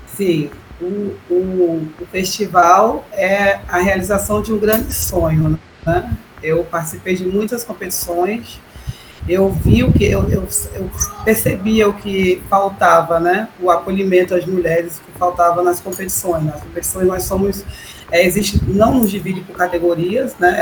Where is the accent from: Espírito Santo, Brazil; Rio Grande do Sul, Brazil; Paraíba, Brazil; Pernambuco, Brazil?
Pernambuco, Brazil; Ipojuca; Eu cheguei com sete anos de idade, eu cheguei aqui